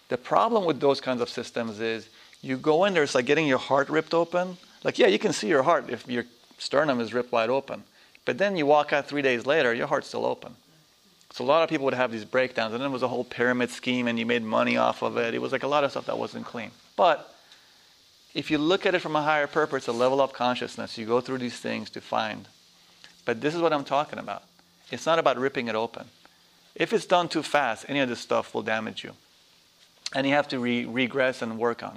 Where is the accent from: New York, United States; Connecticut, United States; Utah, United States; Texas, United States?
New York, United States; I'm a New Yorker, not an American